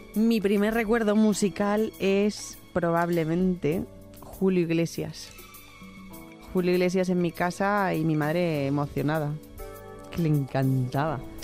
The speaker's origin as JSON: {"language": "Spanish", "town": "Valencia", "region": "Valencian Community", "country": "Spain", "tie": "born or raised there", "also_born_or_lived": "El Saler, Valencia / Gandia", "moved": "as an adult", "said": "nací en el Hospital Militar de Guard Poblet entonces, ahora Mislata, en Valencia, pues hace ya unos cuantos años, en 1982"}